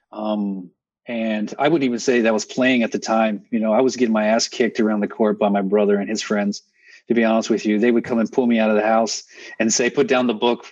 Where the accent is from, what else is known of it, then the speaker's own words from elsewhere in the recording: Texas, United States; moved away; also born or lived in Northeast US; I grew up in Texas